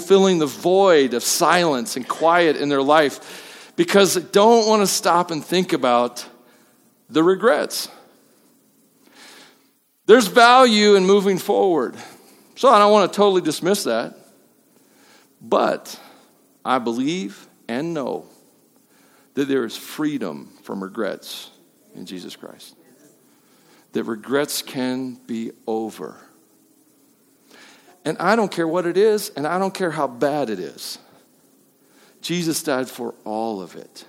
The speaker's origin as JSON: {"language": "English", "region": "Tennessee", "country": "United States", "accent": "twang", "said": "I'm from Tennessee, you will hear it come out. There's that redneck sound, you know, the twang"}